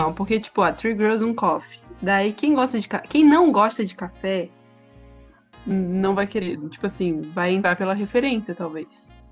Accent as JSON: {"language": "Portuguese", "region": "Santa Catarina", "country": "Brazil", "accent": "manezinho", "said": "a gente é catarinense"}